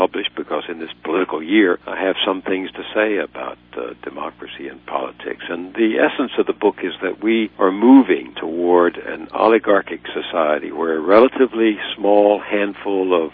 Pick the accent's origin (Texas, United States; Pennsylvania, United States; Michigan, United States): Texas, United States; in Texas, my home state, poor kids like me could get to college